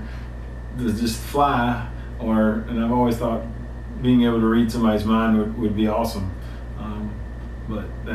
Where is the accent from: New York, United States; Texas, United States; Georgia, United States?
Georgia, United States; LaGrange; I'm from LaGrange.